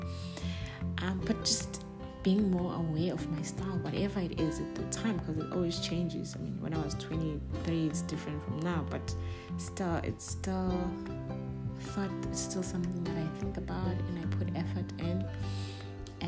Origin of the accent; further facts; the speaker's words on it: South Africa; I'm a girl from Ekasi.